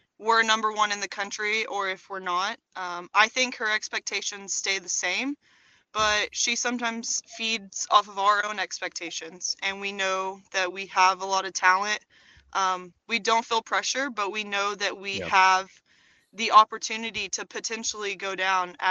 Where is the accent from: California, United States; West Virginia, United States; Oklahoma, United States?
Oklahoma, United States; Chickasha; represent Chickasha